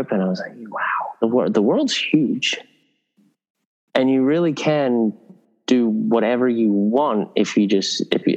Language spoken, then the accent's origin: English; Sydney, New South Wales, Australia; moved away as an adult; also born or lived in England; I was a kid growing up in Northern Beaches in Sydney